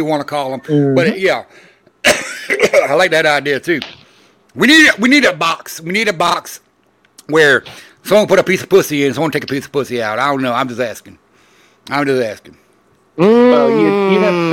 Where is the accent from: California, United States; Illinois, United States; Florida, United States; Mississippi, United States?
Florida, United States; Orlando; growing up in Orlando, Florida